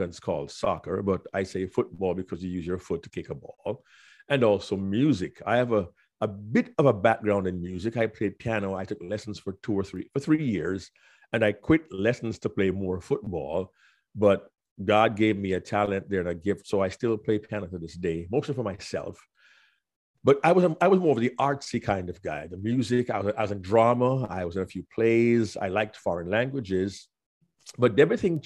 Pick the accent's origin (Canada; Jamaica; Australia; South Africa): Jamaica; Kingston; moved away; I grew up in Kingston, Jamaica, in a middle-class family